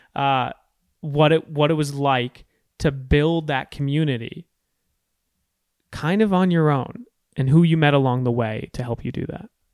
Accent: Storrs, Connecticut, United States; I grew up in Storrs, Connecticut

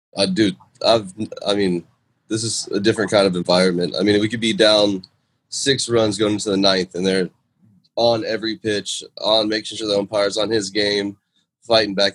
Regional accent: Jacksonville, Florida, United States; Jacksonville, my hometown

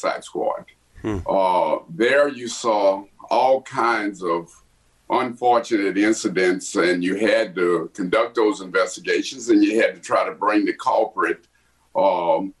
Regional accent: Lake Charles, Louisiana, United States; now in Washington, D.C., United States; I was born in Lake Charles, Louisiana, one of my most favorite towns. Had upbringing in a community. It was the Brownsville area of Lake Charles

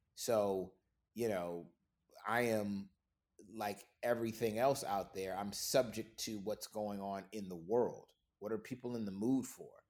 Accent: Florida, United States; moved away as an adult; now in Atlanta, United States; I'm from Florida originally, but since graduating college, I've been in Atlanta

